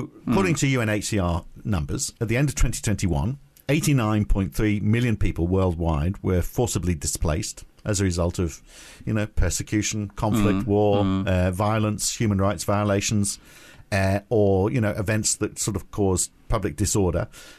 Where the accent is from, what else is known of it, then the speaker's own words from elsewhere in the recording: United Kingdom; I'm British, but proud to be European